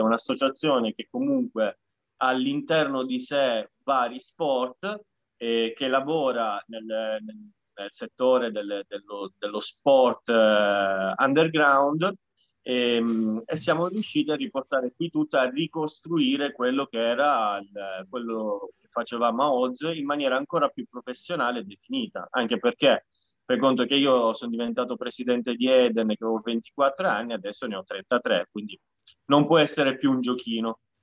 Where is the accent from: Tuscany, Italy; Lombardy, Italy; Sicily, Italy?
Sicily, Italy; moved away as an adult; now in Bologna, Italy; io sono siciliano